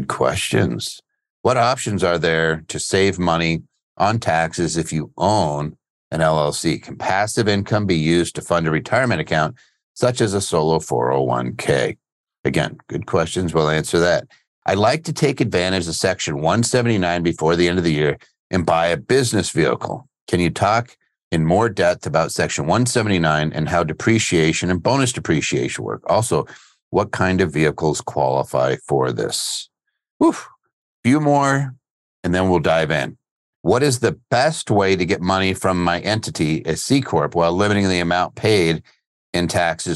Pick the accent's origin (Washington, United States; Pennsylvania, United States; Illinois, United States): Pennsylvania, United States; just outside of Philadelphia; I grew up just outside of Philly.